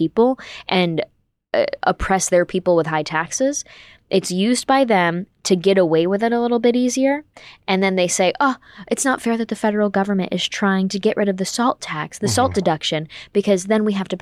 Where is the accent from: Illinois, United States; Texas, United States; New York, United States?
New York, United States; moved away; blue states like New York State, where I'm from, we have the highest state and local tax burden in the country, or at least that was the case when I was growing up